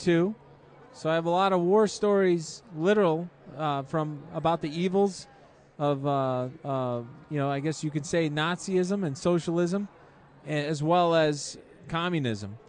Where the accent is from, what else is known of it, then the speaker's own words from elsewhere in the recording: Chicago, Illinois, United States; in Chicago, and then the Chicagoland area